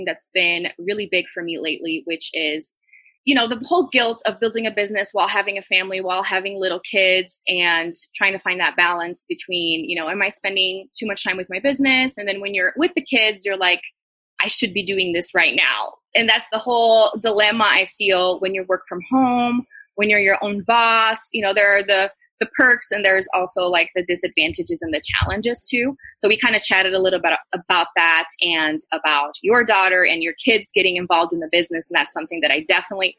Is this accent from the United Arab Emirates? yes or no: no; Brazil; English is a second language; moved away as an adult; now in United States; I was born in Brazil and I was, you know, I lived there my entire life until I was 23 and got married to an American and moved to the US.